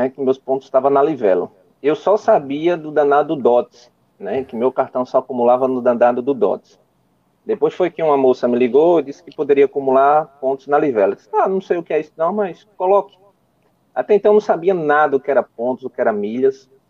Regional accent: Timbaúba, Pernambuco, Brazil; É, eu sou do Nordeste, eu sou aqui de Timbaúba, Pernambuco, fica aproximadamente a 100 quilômetros do Recife e 90 quilômetros de João Pessoa, né?

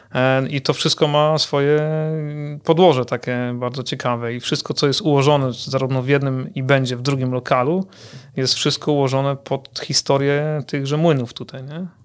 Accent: Kuyavian-Pomeranian Voivodeship, Poland; jako mieszkaniec e, tego regionu

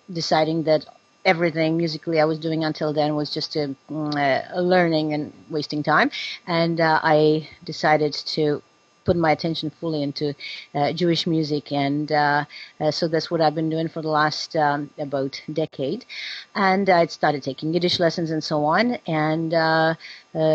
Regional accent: Prague, Czechia; moved away; I'm Czech. I'm from Prague, and my background actually is musical theater, where I was a child star

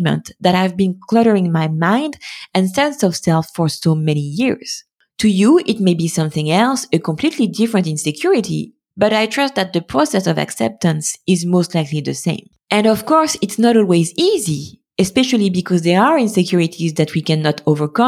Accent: France; being born and raised in France in the middle of the 90s and 2000s

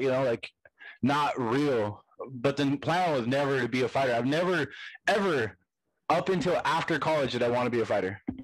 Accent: Hesperia, California, United States; I'm from Stony Brook, I'm from Hesperia

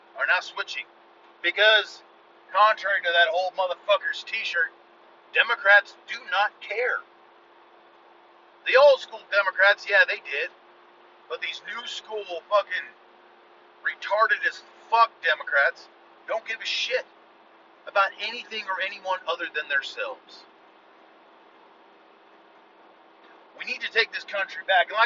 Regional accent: United States

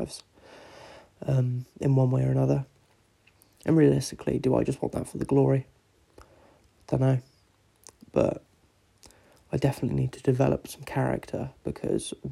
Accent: England, United Kingdom; I'm English

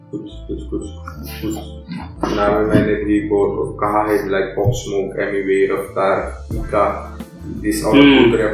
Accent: India; तो क्योंकि मैं क्योंकि मैं इंडियन हूँ मैं मैं म्यूजिशियन हूँ

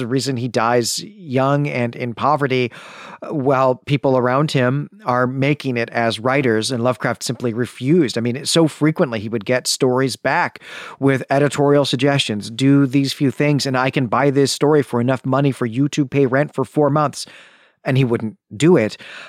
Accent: Chicago, Illinois, United States; which, of course, is offensive to me as someone who was born and raised in Chicagoland.

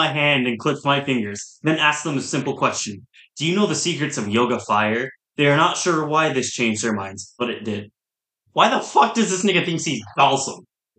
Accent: Pomona, California, United States; I was born in Pomona.

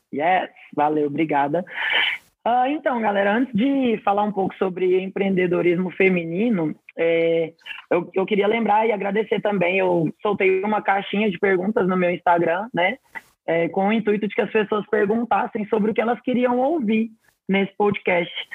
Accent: Mineiros, Goiás, Brazil; also born or lived in Belém, Pará / Goiânia, Goiás; eu nasci em Belém do Pará, mas eu fui criada em Mineiros, no interior de Goiás, e morei muitos anos em Goiânia também.

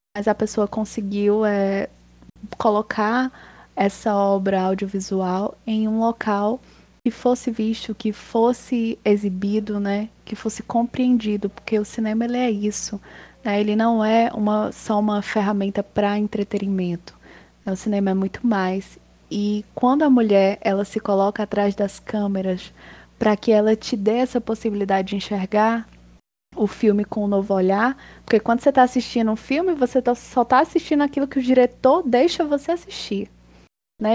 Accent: Potengi, Ceará, Brazil; eu comecei com um grupo de teatro na minha cidade, eu sou de Potengi. Eu tinha 9 anos

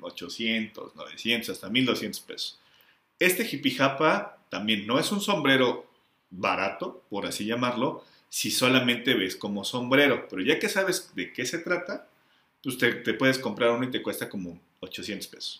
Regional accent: Mexico; also born or lived in Mexico City

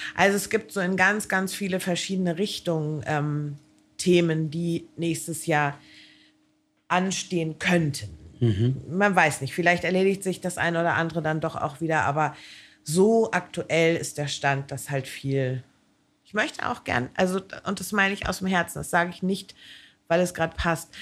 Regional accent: Hamburg, Germany; ich komme ja nun aus Hamburg

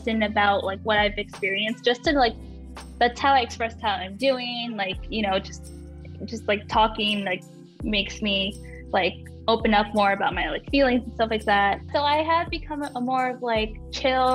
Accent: Pennsylvania, United States; also born or lived in New Jersey; I grew up in Pennsylvania

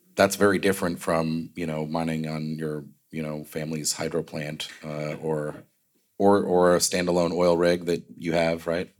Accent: Northeast, United States; moved away; I grew up in the Northeast.

